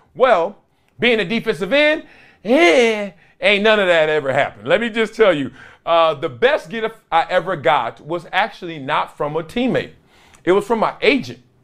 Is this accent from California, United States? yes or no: yes; Compton, California, United States; I'm from Compton